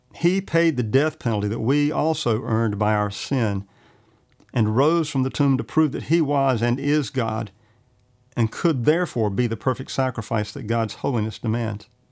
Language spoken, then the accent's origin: English; Johnston County, North Carolina, United States; I grew up in Johnston County